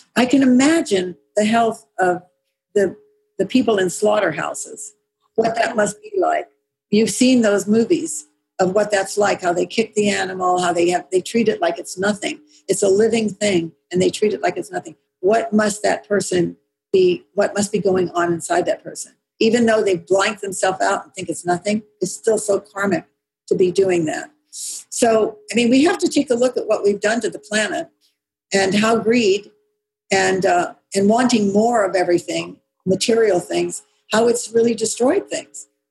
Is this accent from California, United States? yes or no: yes; California, United States; I mean, I grew up in California. I grew up with all kinds of people here